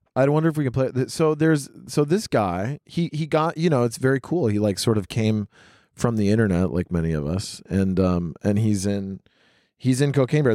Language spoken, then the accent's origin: English; rural Tennessee, United States; moved away; also born or lived in New York City / Los Angeles; I grew up in super, super rural Tennessee